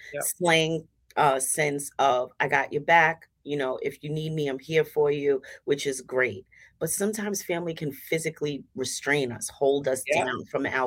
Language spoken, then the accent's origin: English; New York City, New York, United States; I'm a native Staten Islander, born and raised in Staten Island. I grew up in Mariners Harbor.